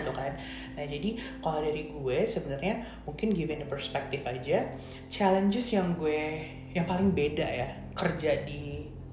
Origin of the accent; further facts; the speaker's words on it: Indonesia; moved away as an adult; kita waktu di Indonesia di, dari kecil kita juga dididik untuk kayak wah bule bule bule gitu